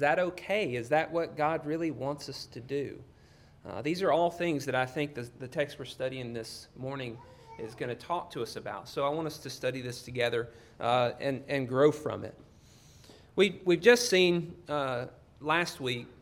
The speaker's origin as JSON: {"language": "English", "town": "Union Hill", "region": "Alabama", "country": "United States", "tie": "born or raised there", "moved": "yes", "said": "where I grew up in North Alabama, a little town called Union Hill."}